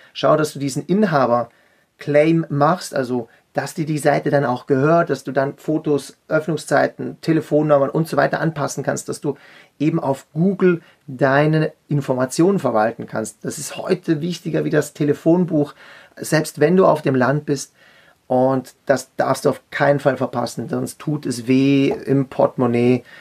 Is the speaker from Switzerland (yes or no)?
yes; Zurich, Switzerland; ich komme aus der Schweiz, bin am Zürichsee geboren und in einem Züricher Coiffeursalon aufgewachsen